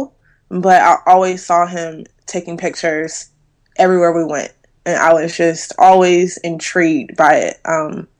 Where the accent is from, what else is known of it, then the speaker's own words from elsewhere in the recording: Durham, North Carolina, United States; now in Charlotte, United States; I am originally from Durham, North Carolina. I currently reside in Charlotte, North Carolina